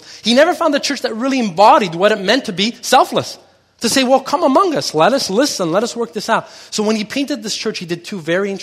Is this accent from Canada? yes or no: yes; Montreal, Quebec, Canada; I grew up here in Quebec and I grew up in Montreal, so I know a lot about this culture